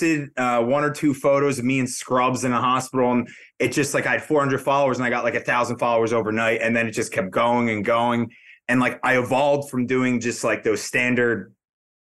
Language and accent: English; New Jersey, United States; also born or lived in Massachusetts; Born and raised in Jersey